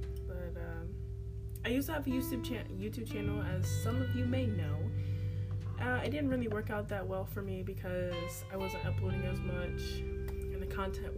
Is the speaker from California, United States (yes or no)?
yes; Riverside, California, United States; born there; now in Chesapeake, United States; I was born in Riverside, California, which is a really long way away from Virginia. I live in Chesapeake, Virginia.